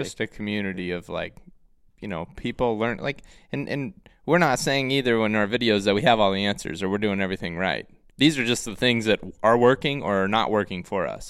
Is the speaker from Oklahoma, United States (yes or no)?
no; Ohio, United States; now in Iowa, United States; I'm from Ohio. live in Iowa now.